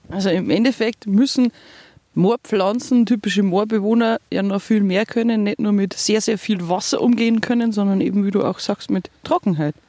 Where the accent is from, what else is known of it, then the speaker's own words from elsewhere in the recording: Bavarian Forest, Germany; bei uns im Bayerischen Wald